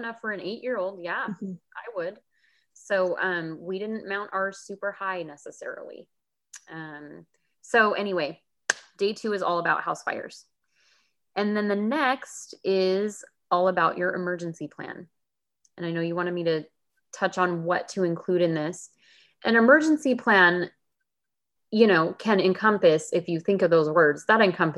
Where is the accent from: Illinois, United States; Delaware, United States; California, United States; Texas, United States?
California, United States; I grew up in California and I ended up back here as well